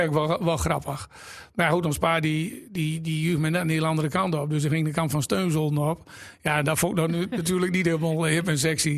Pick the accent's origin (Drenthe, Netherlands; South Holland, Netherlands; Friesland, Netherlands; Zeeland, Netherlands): Drenthe, Netherlands; Exloo; moved away as an adult; Ik ben eh, geboren in Exel